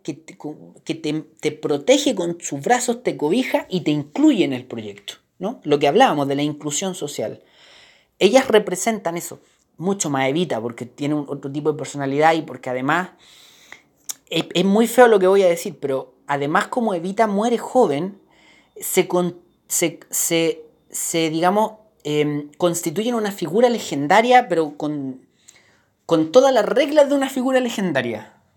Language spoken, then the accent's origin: Spanish; Chile; como chileno